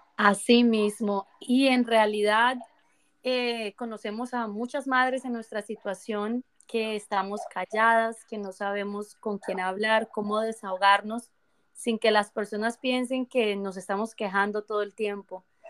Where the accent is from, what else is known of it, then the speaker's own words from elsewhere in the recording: Colombia; now in Canada; yo soy colombiana, pero vivo en Canadá